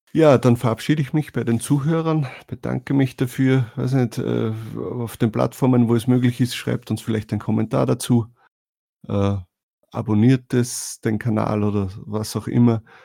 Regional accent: Austria; als Österreicher

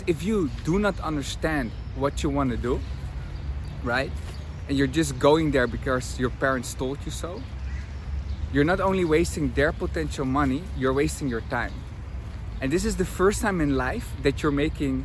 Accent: Amsterdam, North Holland, Netherlands; English is a second language; moved away as an adult; also born or lived in Tel Aviv, Israel; I'm from Amsterdam, where university is free

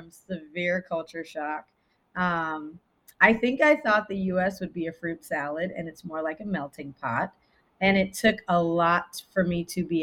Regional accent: Japan; also born or lived in Italy; now in United States; so I'm Belizean from Central America, but I was born in Italy but I was raised, my formative years I spent in Japan, but I was also raised in America as well.

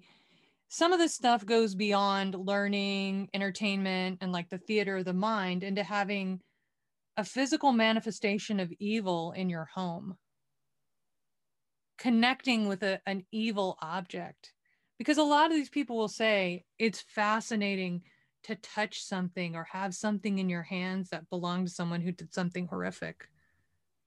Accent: Waco, Texas, United States; I'm from Waco, Texas

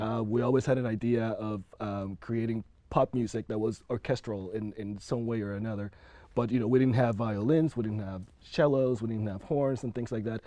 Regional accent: Panama; moved away; I'm originally from Panama

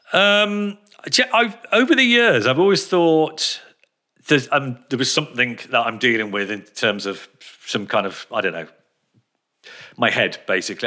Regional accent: Telford, West Midlands, United Kingdom; also born or lived in Birmingham; they moved out of Birmingham when I was about two or three, I think. They came over to Telford

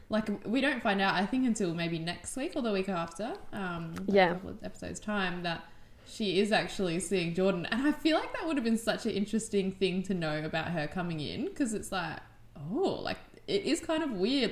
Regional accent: Australia; as an Australian

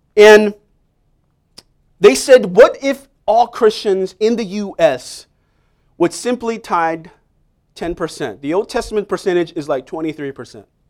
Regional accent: New York City, New York, United States; moved away as an adult; now in Staten Island, United States; I grew up in Manhattan, Upper West Side

